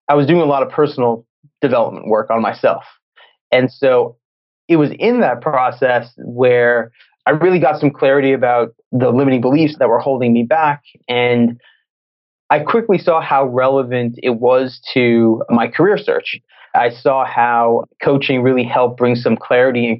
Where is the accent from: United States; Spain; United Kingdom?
United States; Massachusetts; moved away as an adult; also born or lived in Los Angeles; I'm from Massachusetts.